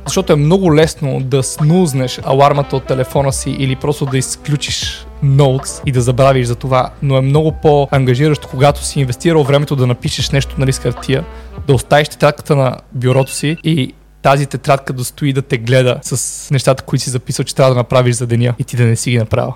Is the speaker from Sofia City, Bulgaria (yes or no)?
yes; Sofia, Sofia City, Bulgaria; also born or lived in Montana, Bulgaria; аз съм от град Монтана, там съм роден, но не съм израснал там, израснал съм в София, но всяко лято си бягах в Монтана